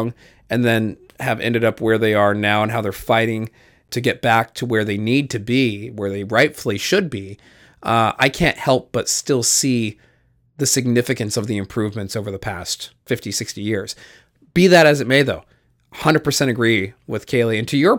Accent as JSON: {"language": "English", "country": "Canada", "said": "I am Canadian, and so my health care is covered."}